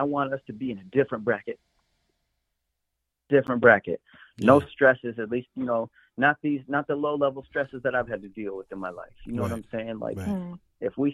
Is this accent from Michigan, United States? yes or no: yes; Michigan, United States; I'm from Michigan